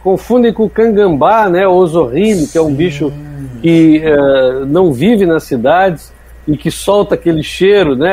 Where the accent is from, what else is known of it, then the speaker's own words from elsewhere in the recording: Porto Alegre, Rio Grande do Sul, Brazil; now in Praia do Forte, Brazil; Nasci em Porto Alegre, tenho, tenho família lá no Rio Grande do Sul ainda